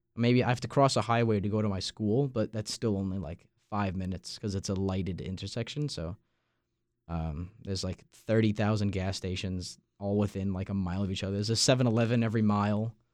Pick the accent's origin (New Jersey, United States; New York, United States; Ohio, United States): New York, United States; Massapequa Park; moved away as an adult; now in Raleigh, United States; my hometown, Massapequa Park